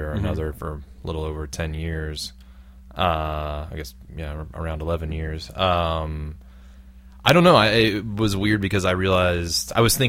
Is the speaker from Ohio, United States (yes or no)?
yes; Brown County, Southern Ohio, United States; moved away; I grew up in Southern Ohio